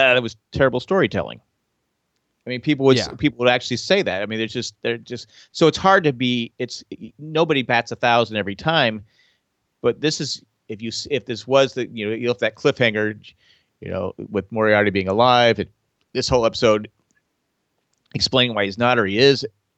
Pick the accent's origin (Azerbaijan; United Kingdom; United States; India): United Kingdom; England; I'm British, so I can say that.